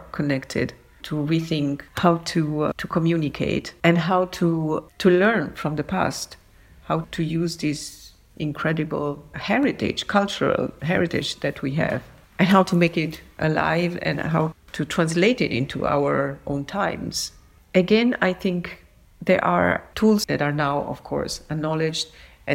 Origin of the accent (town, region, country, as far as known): Naples, Campania, Italy; born or raised there